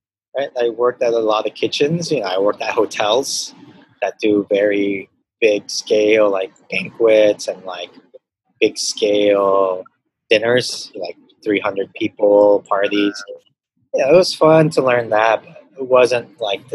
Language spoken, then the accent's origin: English; Los Angeles, California, United States; moved away as an adult; also born or lived in Hong Kong; now in Manila, Philippines; I grew up in the Valley. So mostly all my friends in high school were Mexican. So from San Fernando Valley.